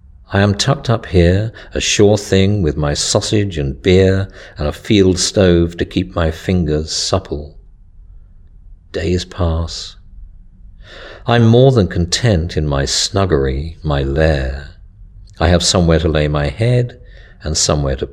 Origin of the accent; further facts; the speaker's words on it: Mid-Bucks, South East England, United Kingdom; also born or lived in Devon; I was born in Devon. I grew up in Mid-Bucks